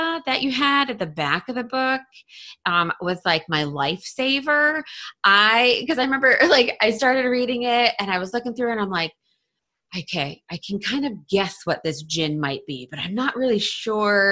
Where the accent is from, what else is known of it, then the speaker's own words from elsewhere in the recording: Western New York, United States; now in South Carolina, United States; I live in South Carolina, but I'm actually originally from Western New York